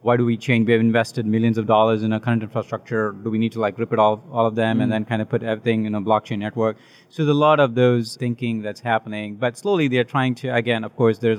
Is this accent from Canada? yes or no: no; India; Originally, I'm from India